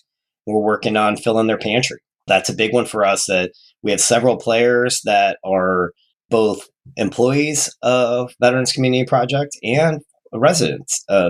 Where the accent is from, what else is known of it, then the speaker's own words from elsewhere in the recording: Detroit, Michigan, United States; born there; So I was born in Detroit.